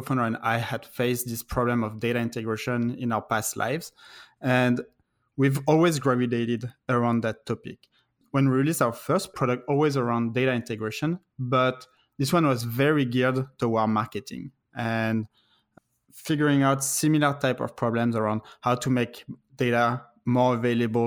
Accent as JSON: {"language": "English", "country": "France", "also_born_or_lived": "Paris", "moved": "as an adult", "lives_now": "United States", "said": "I'm originally from France. I actually moved in the US in 2011."}